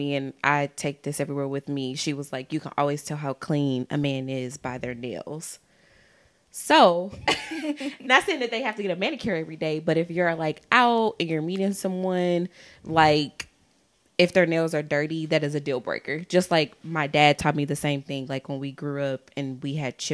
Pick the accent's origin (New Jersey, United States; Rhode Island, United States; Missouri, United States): Missouri, United States; St. Louis; I'm from St. Louis